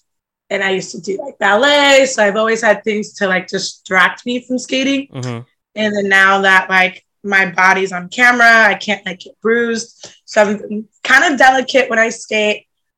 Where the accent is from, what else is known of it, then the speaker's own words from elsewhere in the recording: Tampa, Florida, United States; There's like a competition every year called Tampa Pro, and it's like all these professional skaters come to my hometown.